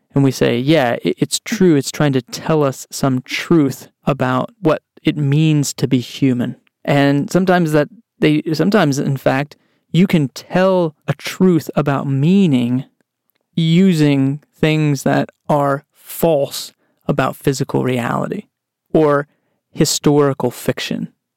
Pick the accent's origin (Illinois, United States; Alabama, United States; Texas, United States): Texas, United States; I grew up in Texas